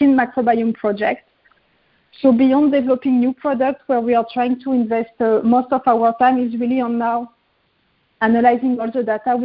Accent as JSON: {"language": "English", "town": "Paris", "region": "Île-de-France", "country": "France", "tie": "born or raised there", "moved": "as an adult", "said": "I was growing up in Paris"}